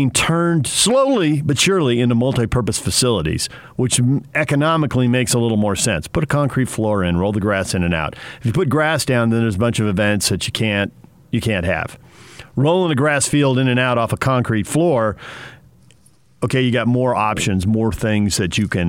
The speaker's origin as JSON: {"language": "English", "town": "San Diego", "region": "California", "country": "United States", "tie": "born or raised there", "moved": "yes", "said": "When I was a kid in San Diego"}